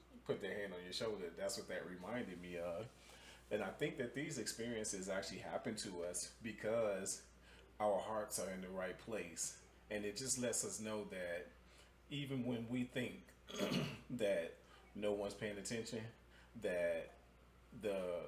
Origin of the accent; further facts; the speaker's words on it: Chicago, Illinois, United States; moved away; I'm originally from Chicago